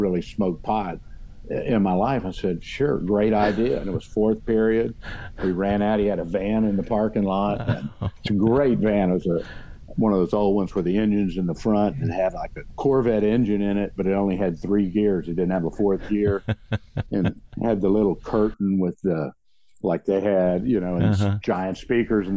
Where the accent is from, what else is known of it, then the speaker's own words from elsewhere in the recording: Houston, Texas, United States; also born or lived in West University Place, Texas; we grew up in Meyerland, I went to Bel Air High School 1 year